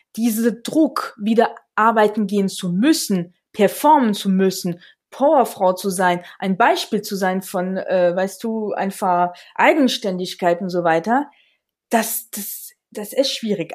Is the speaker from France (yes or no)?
yes; Alsace, Grand Est, France; German is a second language; moved away as an adult; also born or lived in Vienna, Austria; now in near Munich, Germany; ich komme aus dem Elsass und habe wirklich den Glück gehabt, dass ich sehr, sehr früh mit Deutsch angefangen habe